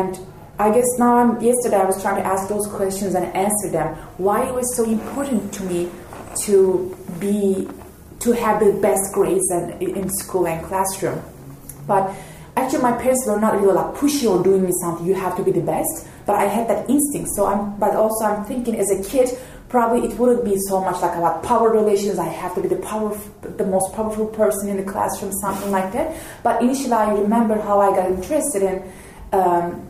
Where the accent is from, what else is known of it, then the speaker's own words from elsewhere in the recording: Turkey; moved away as an adult; now in Montana, United States; I'm from Turkey